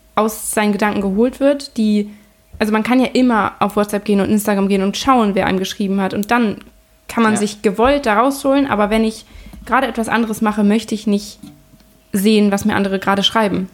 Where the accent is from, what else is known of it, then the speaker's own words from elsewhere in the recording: Lübeck, Schleswig-Holstein, Germany; ich komme aus Lübeck